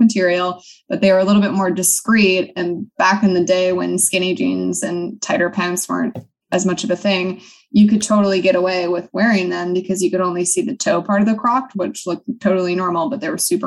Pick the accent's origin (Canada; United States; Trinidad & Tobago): United States; Midwest; also born or lived in Washington; now in California, United States; I grew up in the Midwest